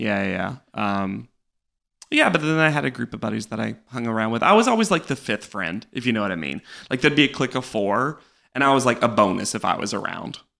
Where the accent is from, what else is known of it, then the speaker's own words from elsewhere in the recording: North Carolina, United States; moved away as an adult; now in New York, United States; I grew up in North Carolina my entire life.